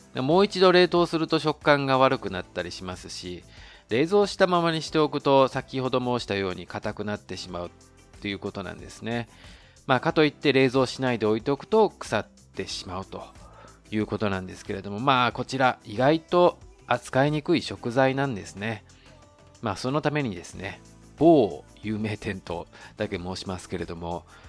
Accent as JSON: {"language": "Japanese", "country": "Japan", "moved": "as an adult", "lives_now": "Taiwan", "said": "日本の僕台湾人パートナーを持つ日本人"}